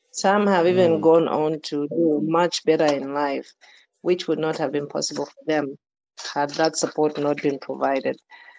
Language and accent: English; Zambia; But both of my parents are from Malawi, and they moved to Zambia early. So we grew up and were raised in Zambia